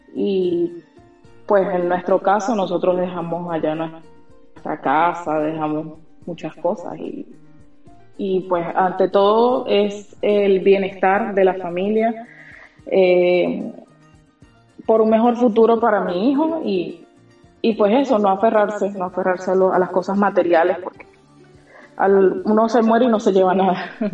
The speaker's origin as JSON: {"language": "Spanish", "country": "Venezuela", "also_born_or_lived": "Curaçao", "moved": "as an adult", "lives_now": "Australia", "said": "yo salí del país en el 2014. Eh, nos fuimos a la isla de Curazao y allí vivimos cinco años."}